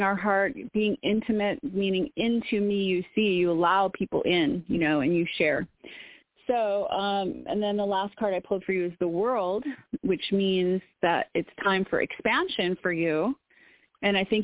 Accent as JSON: {"language": "English", "town": "Woodstock", "region": "Illinois", "country": "United States", "moved": "yes", "said": "I'm from Woodstock, Illinois, originally, which is pretty close to Wisconsin."}